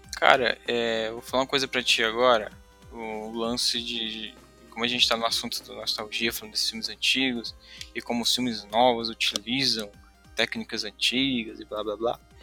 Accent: Fortaleza, Ceará, Brazil; eu sou de Fortaleza, aqui do Nordeste

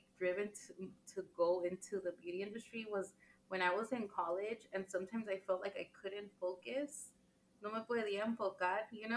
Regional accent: Los Angeles, California, United States; also born or lived in San Francisco, California; I was born in the like really nice, I feel like a really Mexican neighborhood in Huntington Park, California

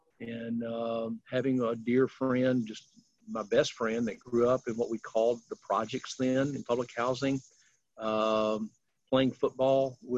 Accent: Decatur, Alabama, United States; moved away as an adult; now in Memphis, United States; Alabama or in Decatur is a little 40,000, you know, population size.

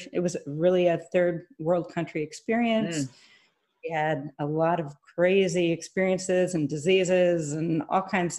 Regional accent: Minnesota, United States; born or raised there; moved away as an adult

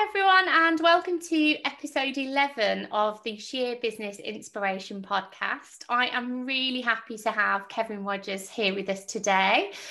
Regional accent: Birmingham, West Midlands, United Kingdom; now in Welland Valley, United Kingdom; I'm I'm a Brummie lass

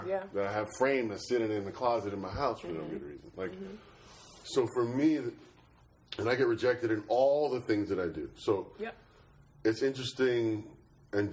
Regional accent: New York City, New York, United States; I was born and raised in Flatbush, Brooklyn.

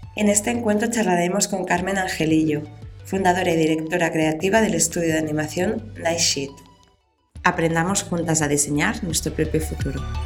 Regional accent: Italy; also born or lived in Buenos Aires, Argentina; now in Barcelona, Spain; soy italiana

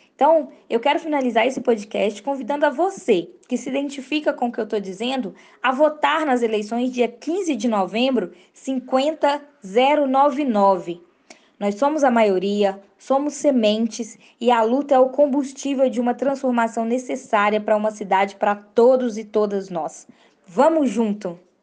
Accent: Belo Horizonte, Minas Gerais, Brazil; also born or lived in Barreiro, Belo Horizonte; Eu cresci em Venda Nova, hoje eu moro no Barreiro

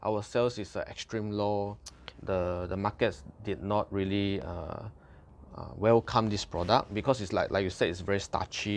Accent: Malaysia; as a Malaysian, we consume rice, we consume mee

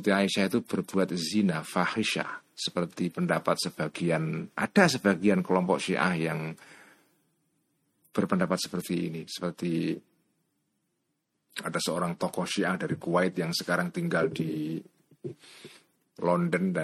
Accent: Cebulek, Special Region of Yogyakarta, Indonesia; Jenengan orang yang dari pelosok Sleman, Bantul atau desa saya

